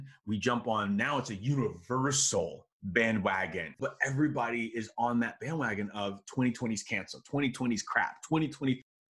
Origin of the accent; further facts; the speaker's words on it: Chicago, Illinois, United States; Like myself, I'm from Chicago. We've had 3 family members pass away from COVID.